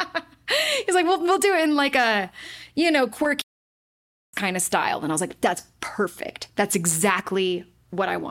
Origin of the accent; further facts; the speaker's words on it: Utah, United States; I was born and raised in Utah, and I was not raised Mormon